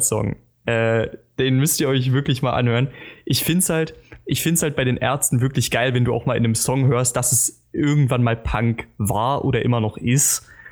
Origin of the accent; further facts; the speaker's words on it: Germany; als Deutscher